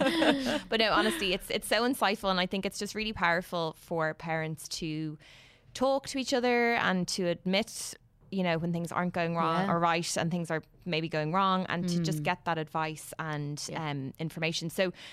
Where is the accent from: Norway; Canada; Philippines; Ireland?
Ireland; Dún Laoghaire, Leinster; sorry, I do love Dunleary. I'm from Dunleary.